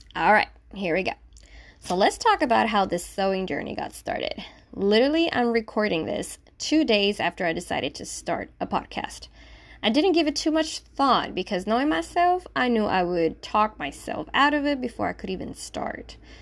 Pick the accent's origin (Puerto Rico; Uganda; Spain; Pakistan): Puerto Rico; Manatí; first language Spanish; English is a second language; I was born and raised in Manatí, Puerto Rico. So my first language is Spanish.